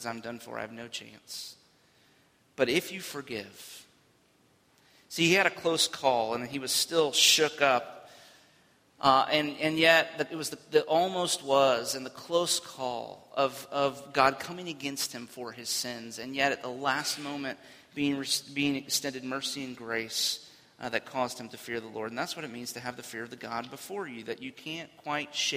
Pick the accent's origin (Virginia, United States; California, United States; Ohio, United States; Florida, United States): Florida, United States; as a kid, growing up in Florida